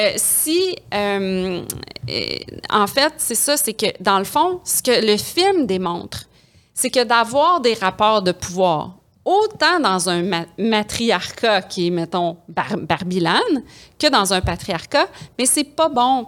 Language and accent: French; Quebec City, Quebec, Canada; je viens de Québec